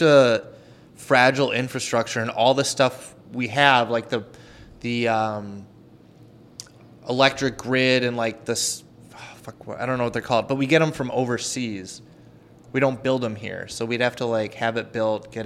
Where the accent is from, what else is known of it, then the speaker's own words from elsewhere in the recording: Edina, Minnesota, United States; I grew up in Edina, went to school there